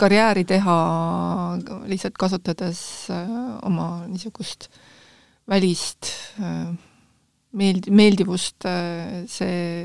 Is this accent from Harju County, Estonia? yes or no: yes; Tallinn, Harju County, Estonia; also born or lived in Järva County; mina olen e, ikka läbi ja lõhki tallinlane